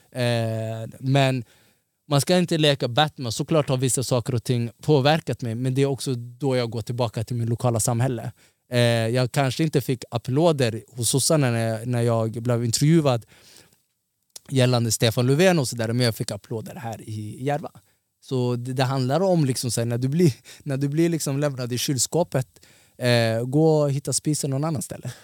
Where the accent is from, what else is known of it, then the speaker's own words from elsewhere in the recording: Somalia; now in Sweden; jag är ortgrabb, jag är afrikan, jag är somalier, jag är muslim.